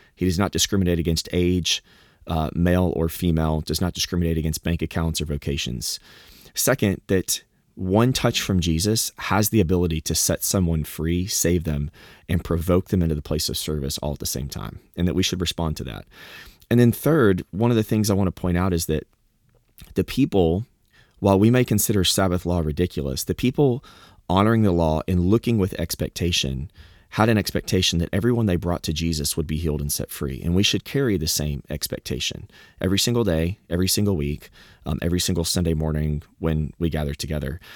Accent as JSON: {"language": "English", "region": "Southeast Texas", "country": "United States", "tie": "born or raised there", "also_born_or_lived": "Arkansas", "moved": "yes", "said": "I've lived growing up in the South and, you know, in, in Texas"}